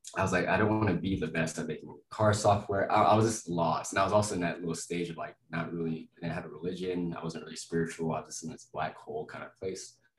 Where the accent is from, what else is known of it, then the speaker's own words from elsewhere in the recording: Lubbock, Texas, United States; moved away as an adult; also born or lived in Florida; now in Denver, United States; I'm from Lubbock, Texas. I'm from West Texas, uh, Yeehaw County. God, guns, football, cotton, oil. the most, most, stereotypical part of Texas possible. I loved it. I mean, super close, family knit. Uh, everyone kind of looks out for each other. Uh, so I grew up there all my life